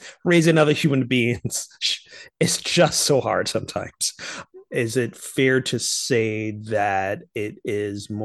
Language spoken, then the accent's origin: English; Barbados; Growing up in Barbados